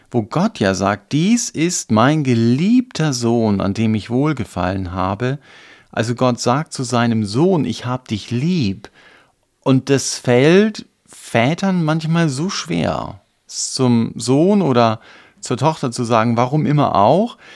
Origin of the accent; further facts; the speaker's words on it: East Germany, Germany; Gut, wir kommen aus dem Osten, da wenn es um religiöse Dinge geht oder glaubenstechnische Sachen, dann ist es oft so, dass man dann emotional ist.